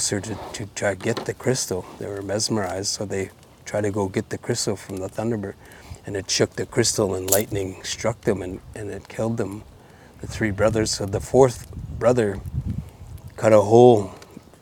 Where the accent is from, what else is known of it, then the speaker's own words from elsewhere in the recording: North Vancouver, British Columbia, Canada; also born or lived in Bella Coola, Canada; I come from Nuhok Belakula and Tslewatu Burrard here in North Vancouver